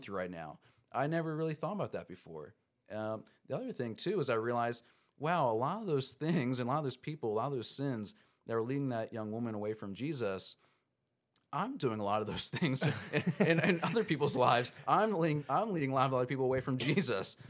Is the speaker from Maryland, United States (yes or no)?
yes; Baltimore County, Maryland, United States; so I'm from Maryland. Grew up in Maryland, uh, Baltimore County area